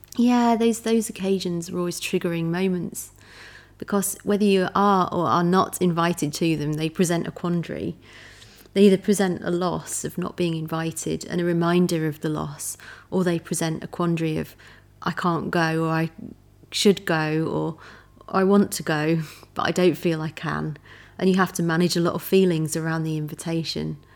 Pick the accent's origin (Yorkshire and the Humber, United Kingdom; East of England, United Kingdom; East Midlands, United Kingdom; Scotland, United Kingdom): Yorkshire and the Humber, United Kingdom; moved away; I'm from Yorkshire, and I rarely go back to Yorkshire